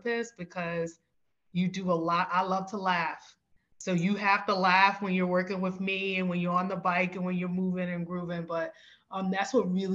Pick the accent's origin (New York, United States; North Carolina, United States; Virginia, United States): New York, United States; New York City; now in Philadelphia, United States; I'm originally from the South Bronx in New York City, and I've made my way to Philadelphia here.